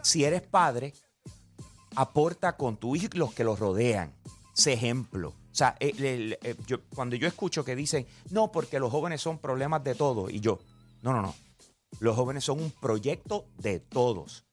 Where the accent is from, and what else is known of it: Puerto Rico